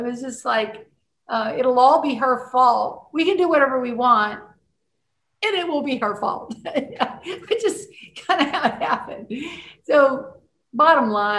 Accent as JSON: {"language": "English", "area": "Cajun", "region": "Louisiana", "country": "United States", "said": "as a Cajun person"}